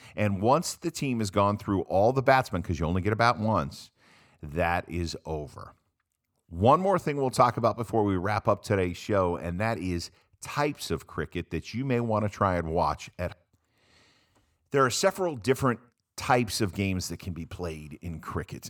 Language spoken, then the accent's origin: English; United States; I'm an American